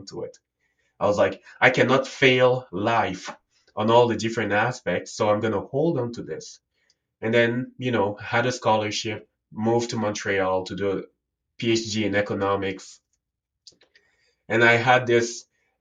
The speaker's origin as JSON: {"language": "English", "country": "Cameroon", "tie": "born or raised there", "said": "I was born and raised in Africa, and in Cameroon, it's somewhere in Central Africa. And I grew up there."}